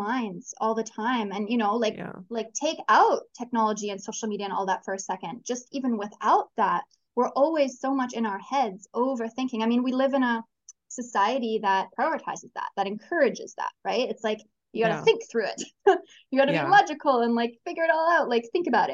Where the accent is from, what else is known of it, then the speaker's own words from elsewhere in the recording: Canada; now in Chile; I'm from Canada originally. Currently, I'm living in Chile.